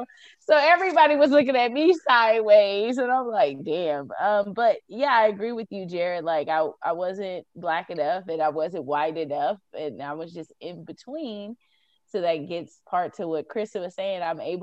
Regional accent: Louisiana, United States; As you can see to this day, I grew up in Louisiana and I speak like this. And when I tell people I'm from Louisiana, because that's where I was raised, that's where my mom was born and raised

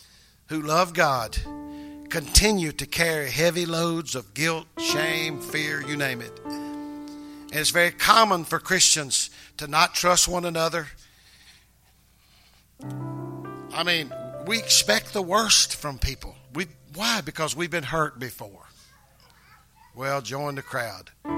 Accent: the Bible Belt, United States; we're from the Bible Belt

